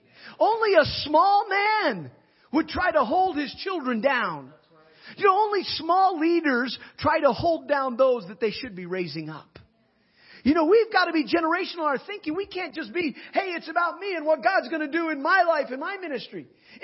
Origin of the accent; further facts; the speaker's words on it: Nigeria; When I was growing up in Nigeria, as an MK, a missionary kid, my father was a missionary and grew up in Nigeria.